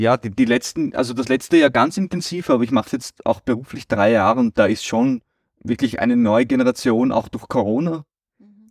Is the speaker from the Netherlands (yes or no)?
no; Austria; bei uns in Österreich